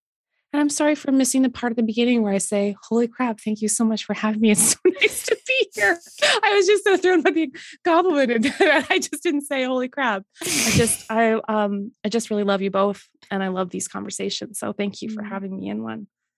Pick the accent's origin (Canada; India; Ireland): Canada; I accept as a Canadian